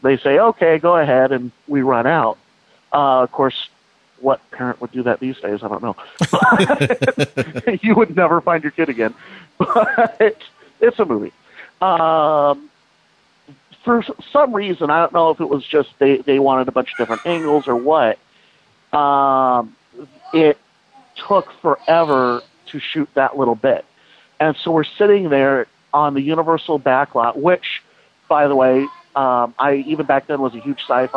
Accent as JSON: {"language": "English", "region": "California", "country": "United States", "tie": "born or raised there", "also_born_or_lived": "New York / Highland, California / Placentia, California", "said": "we moved back to California where my parents grew up"}